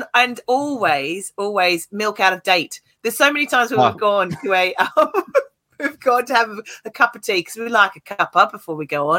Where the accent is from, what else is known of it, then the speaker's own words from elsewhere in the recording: Australia; when I was growing up in Australia